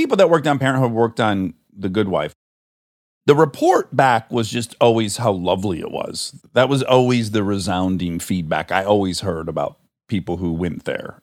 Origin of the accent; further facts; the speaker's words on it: Michigan, United States; we're both from Michigan